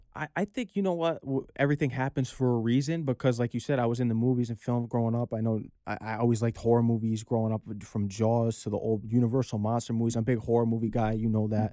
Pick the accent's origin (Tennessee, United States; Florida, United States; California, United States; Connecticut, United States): Connecticut, United States; Norwalk; I'm hailing from Fairfield County, Connecticut, grew up in Norwalk, Connecticut, and, you know, I, I'm blessed to be born and raised there